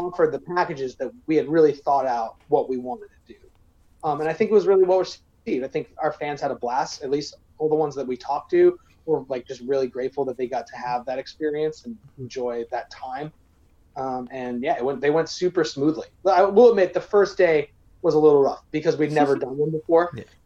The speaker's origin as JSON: {"language": "English", "region": "Maine", "country": "United States", "tie": "born or raised there", "also_born_or_lived": "New Hampshire", "moved": "yes", "lives_now": "Chicago, United States", "said": "I was born in New Hampshire, raised in Maine"}